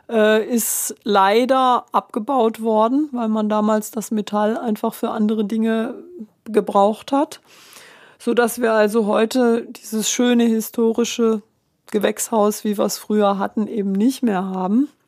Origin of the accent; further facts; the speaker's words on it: Stuttgart, Baden-Württemberg, Germany; born there; also born or lived in Bonn; weil ich eben ursprünglich in Bonn studiert habe, in Stuttgart geboren bin, also eigentlich aus Westdeutschland